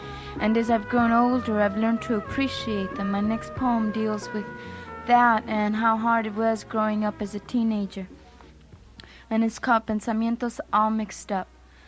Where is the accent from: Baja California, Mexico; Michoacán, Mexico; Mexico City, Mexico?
Michoacán, Mexico; Uruapan; moved away; I was born in Uruapan, Michoacán